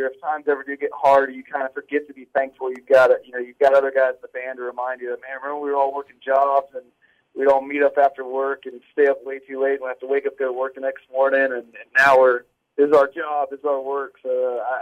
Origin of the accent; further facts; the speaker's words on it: 30 minutes from Bonnaroo, Tennessee, United States; I actually grew up like 30 minutes from where Bonnaroo's